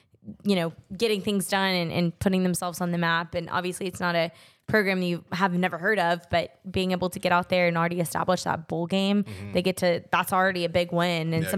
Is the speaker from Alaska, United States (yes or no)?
no; Texas, United States; my hometown team of the Rangers